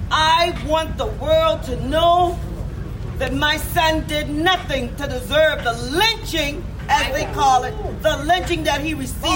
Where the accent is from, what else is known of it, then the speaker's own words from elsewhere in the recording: Charleston, South Carolina, United States; We're from Charleston, South Carolina.